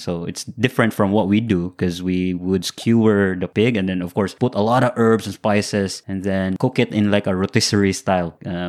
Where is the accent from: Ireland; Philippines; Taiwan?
Philippines